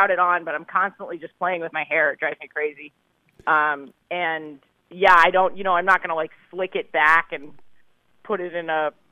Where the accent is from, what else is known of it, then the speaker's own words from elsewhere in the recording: New York City, New York, United States; I grew up in New York. I'm, I'm oh, okay. a New York City native